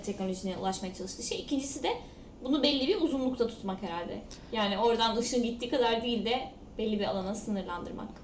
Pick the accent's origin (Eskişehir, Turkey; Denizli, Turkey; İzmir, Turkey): Denizli, Turkey; ben de zaten denizliyim.